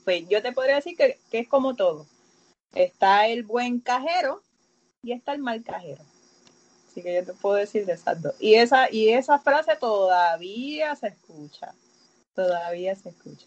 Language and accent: Spanish; Aguada, Puerto Rico; yo soy de Aguada